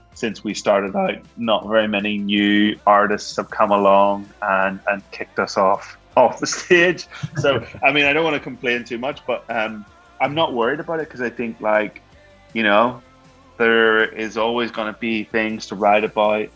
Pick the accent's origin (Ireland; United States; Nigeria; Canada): Ireland; I'm from Ireland. You know, we're from Ireland